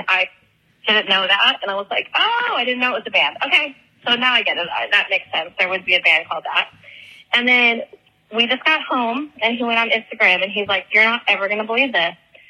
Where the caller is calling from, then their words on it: Florida, United States; I'm calling from Florida.